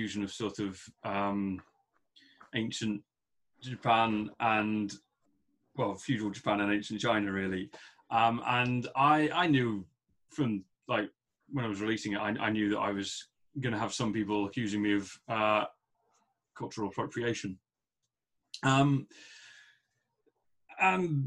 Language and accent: English; England, United Kingdom; I'm from England